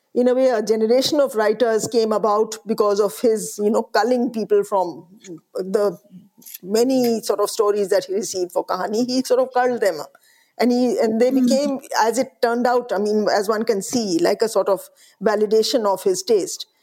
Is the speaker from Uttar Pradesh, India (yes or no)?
yes; Allahabad, Uttar Pradesh, India; I grew up in the Hindi heartland. I grew up in Allahabad